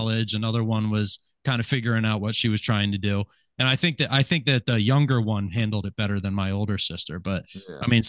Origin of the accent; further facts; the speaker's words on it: New Britain, Pennsylvania, United States; also born or lived in Sellersville, Pennsylvania / Lansdale, Pennsylvania; we moved out of Lansdale when I was in kindergarten. I started kindergarten in New Britain, Doylestown area. Spent about 20 years there.